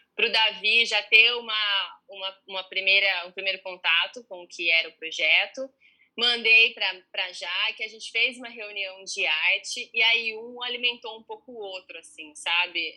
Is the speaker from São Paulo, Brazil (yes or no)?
yes; São Carlos, São Paulo, Brazil; moved away as an adult; now in Rio de Janeiro, Brazil; eu vim de São Carlos muito inexperiente